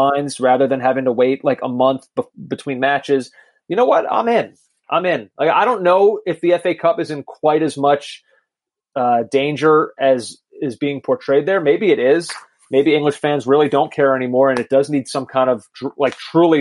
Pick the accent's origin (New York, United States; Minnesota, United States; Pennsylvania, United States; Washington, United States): Pennsylvania, United States; outside of Philadelphia; I grew up outside of Philadelphia